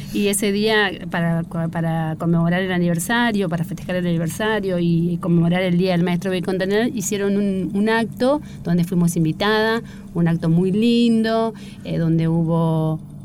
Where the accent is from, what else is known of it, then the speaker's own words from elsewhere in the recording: Santo Tomé, Corrientes, Argentina; now in Buenos Aires, Argentina; nací en Santo Tomé Corrientes, eh, vivo hace más de 20 años en Buenos Aires